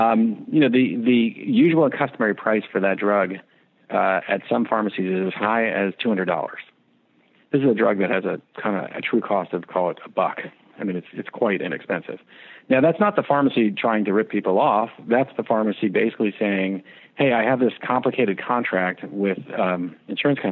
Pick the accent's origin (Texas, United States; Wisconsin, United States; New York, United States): New York, United States; I'm from New York